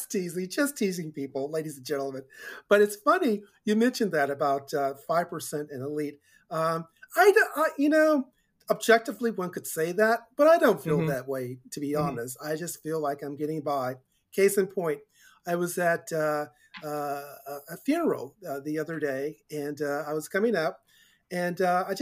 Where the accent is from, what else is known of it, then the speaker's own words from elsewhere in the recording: Chester, Virginia, United States; also born or lived in Richmond, Virginia; now in San Diego, United States; I grew up in part on Twyman Road in then Chesterfield County, Virginia. Everyone who lived on Twyman Road was a Twyman.